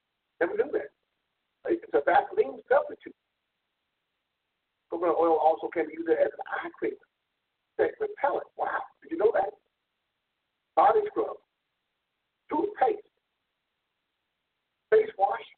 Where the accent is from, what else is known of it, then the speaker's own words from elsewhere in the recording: South Florida, United States; Growing up in South Florida, we had coconut trees all over